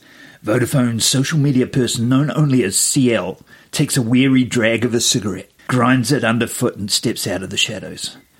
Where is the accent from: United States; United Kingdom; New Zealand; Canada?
New Zealand; a little Pacific island called Aotearoa.